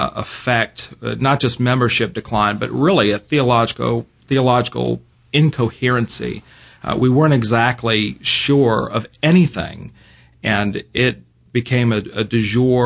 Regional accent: Virginia, United States; now in Birmingham, United States; I grew up in Virginia

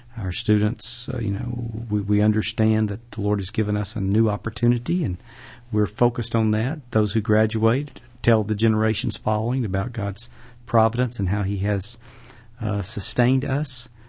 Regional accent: Birmingham, Alabama, United States; also born or lived in Tuscaloosa, Alabama; now in Jackson, United States; I was born in Tuscaloosa, Alabama. Uh, moved to Birmingham when I was a, about a year old and grew up on the western side of, uh, Birmingham

